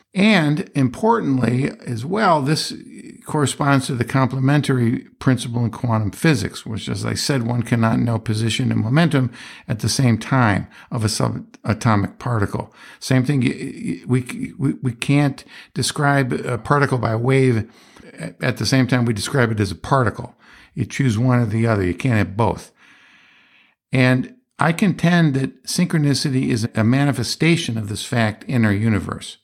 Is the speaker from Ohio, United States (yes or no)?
no; Johnstown, Pennsylvania, United States; That's where I was born